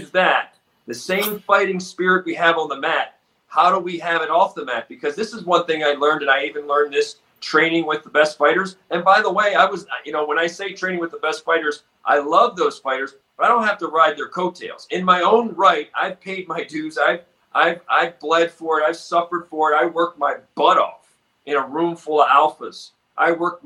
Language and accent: English; Baltimore, Maryland, United States; I grew up in Baltimore